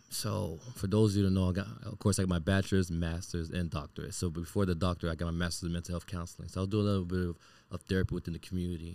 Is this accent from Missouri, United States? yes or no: no; Miami, Florida, United States; I grew up born and raised in Miami